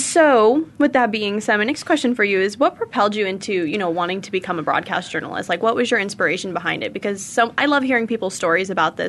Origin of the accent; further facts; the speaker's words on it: California, United States; I'm from California.